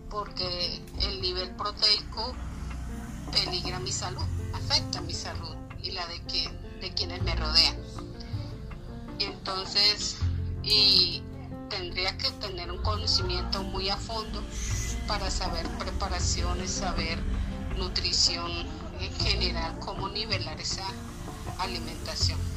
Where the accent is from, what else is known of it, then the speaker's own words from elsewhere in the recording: Girardot, Cundinamarca, Colombia; soy del Jardín Social de Girardot.